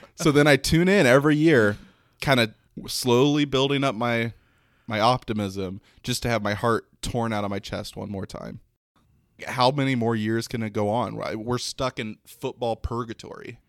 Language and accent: English; Detroit, Michigan, United States; Growing up in the Metro Detroit area